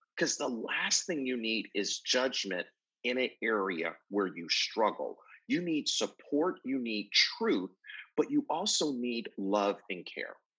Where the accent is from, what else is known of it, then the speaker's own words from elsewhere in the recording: Buffalo, New York, United States; moved away; also born or lived in Atlanta, Georgia; I grew up in Buffalo, New York, lived in Atlanta, Georgia for a number of years